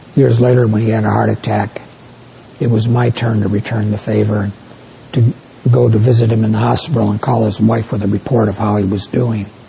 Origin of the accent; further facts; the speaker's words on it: New York, United States; moved away; My wife and I come from New York State where we have great apples.